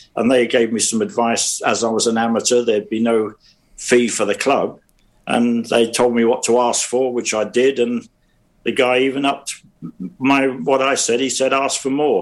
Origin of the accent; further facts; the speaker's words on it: London, United Kingdom; I was brought up in South London, Streatham, Brixton